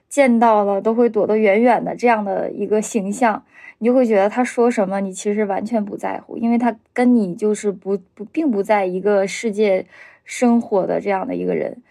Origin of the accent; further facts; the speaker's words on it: Heilongjiang, China; moved away as an adult; now in Beijing, China; 我是黑龙江人，在北京生活十年了